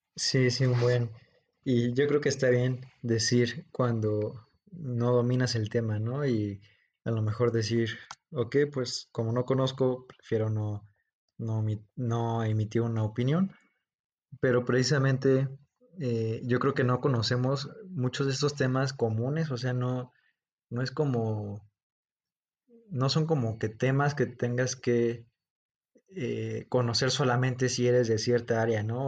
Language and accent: Spanish; Mexico; en nuestro, en nuestro país, en México